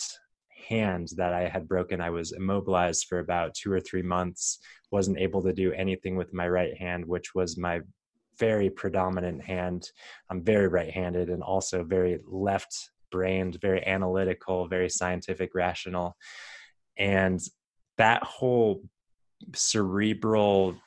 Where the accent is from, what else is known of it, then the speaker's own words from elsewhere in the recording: Arizona, United States; growing up in Arizona and going to the University of Arizona